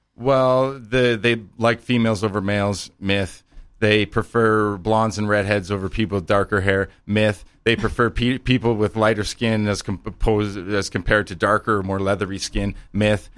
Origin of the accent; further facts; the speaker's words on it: Canada; I'm a small town Canadian boy